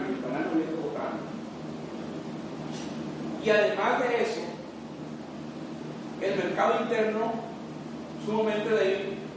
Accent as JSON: {"language": "Spanish", "country": "Costa Rica"}